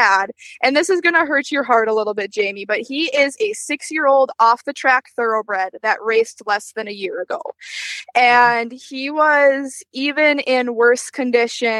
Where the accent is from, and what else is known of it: Wisconsin, United States; accent: Wisconsin